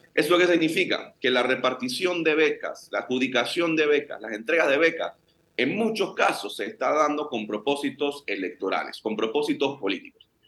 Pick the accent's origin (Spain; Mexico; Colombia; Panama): Panama; todos somos panameños